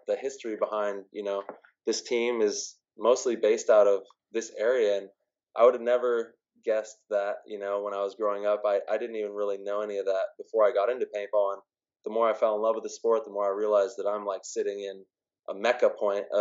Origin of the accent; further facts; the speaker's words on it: Modesto, California, United States; growing up in Modesto